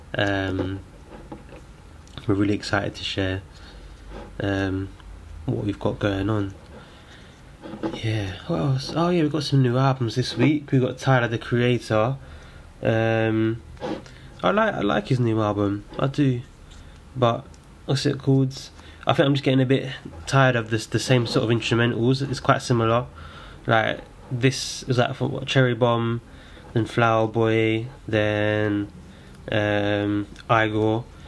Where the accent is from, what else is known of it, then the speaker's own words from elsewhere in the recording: London, United Kingdom; I'm from Islington